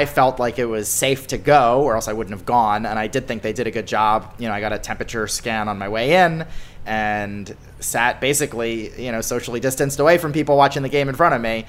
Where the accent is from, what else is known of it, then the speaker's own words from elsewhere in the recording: outside Philadelphia, Pennsylvania, United States; I grew up outside Philly